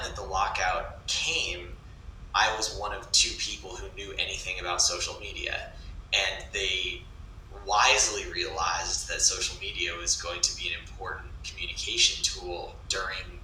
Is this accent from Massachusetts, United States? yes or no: yes; a small town south of Boston, Massachusetts, United States; I'm from a small town south of Boston, but We all just claim the city